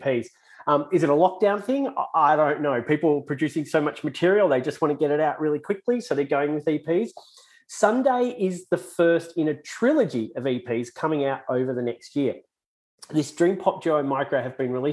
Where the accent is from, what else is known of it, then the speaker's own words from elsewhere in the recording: Australia; accent: Aussie; my Aussie accent